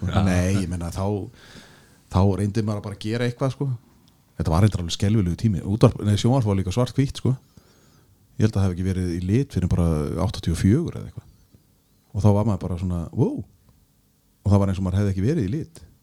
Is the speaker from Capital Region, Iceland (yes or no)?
yes; Kópavogur, Capital Region, Iceland; also born or lived in Denmark; við erum bara bæður úr Vesturbæk Kópavóks